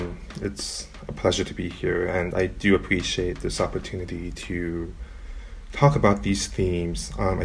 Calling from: Burnaby, British Columbia, Canada; I am calling in from Burnaby, British Columbia, and I would like to acknowledge that I am on the ancestral and unceded homelands of the Hukumalum and Squamish-speaking peoples.

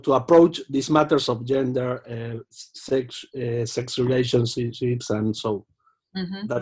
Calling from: Argentina; I am joining you from Argentina, the land of Pope Francis.

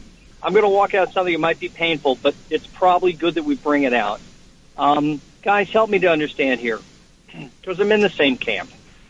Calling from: Long Island, New York, United States; George, I'm calling from Long Island.

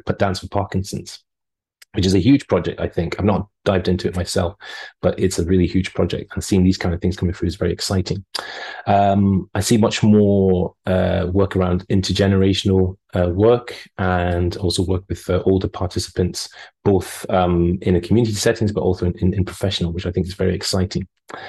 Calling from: Australia; I would say good morning because I am calling you from Australia, where it's 4:23 at the moment.

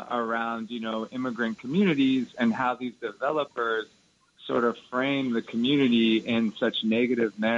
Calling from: New York City, New York, United States; I'm actually calling from Sunset Park.

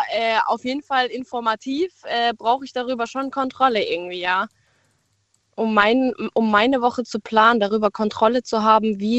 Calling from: Baden-Württemberg, Germany; Achso, ähm, äh, Nähe Pforzheim.

